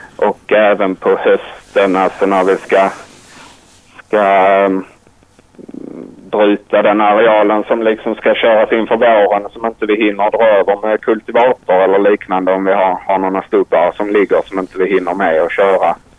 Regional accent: near Ystad, Skåne, Sweden; now in Tumba, Sweden; Jag är uppvuxen nära Ystad, så långt ner som möjligt i princip

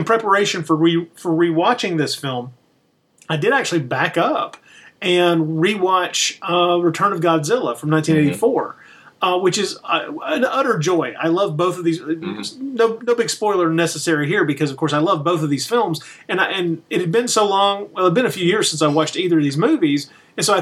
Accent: United States; being an American

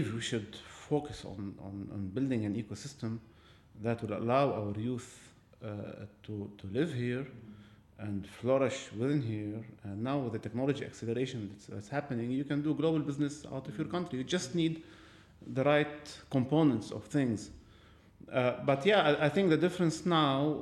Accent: Lebanon; moved away as an adult; this is my home country. I belong here

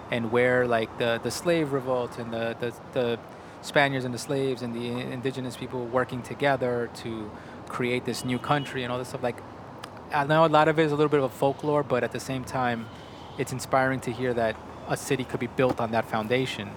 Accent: New York, United States; I was born and raised in New York

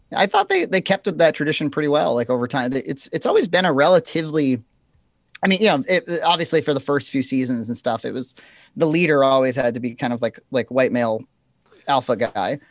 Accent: Massachusetts, United States; I'm from Massachusetts

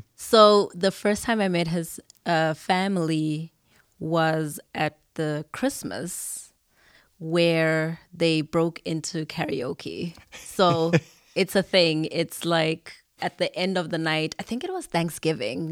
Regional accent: Zimbabwe; now in United States; not only did I come from Zimbabwe

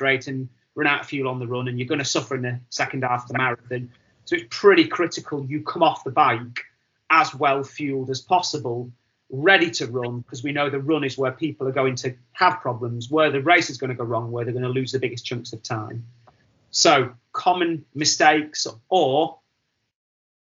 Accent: Wigan, North West England, United Kingdom; I'm from Wigan

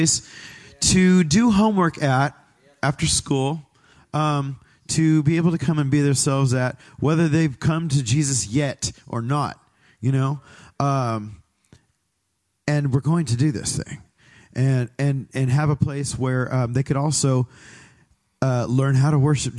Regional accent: Pinole, California, United States; moved away as an adult; now in Tri-Valley, United States; I grew up in Pinole

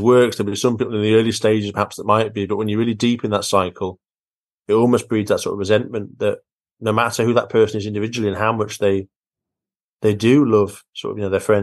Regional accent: near the Lake District, North West England, United Kingdom; I was brought up quite near the Lake District

